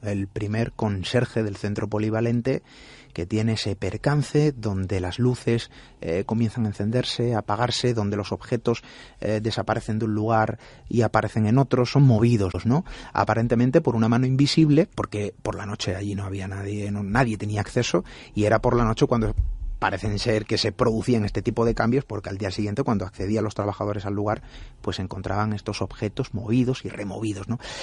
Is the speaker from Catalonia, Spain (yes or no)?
no; Marbella, Andalusia, Spain; los que somos natales de Marbella, crecimos